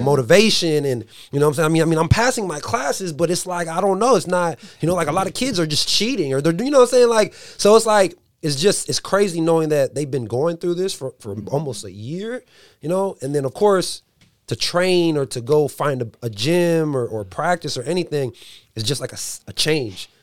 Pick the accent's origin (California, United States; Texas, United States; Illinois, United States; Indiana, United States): California, United States; San Diego; now in Dixon, United States; I live in Dixon, so, you know, I'm from San Diego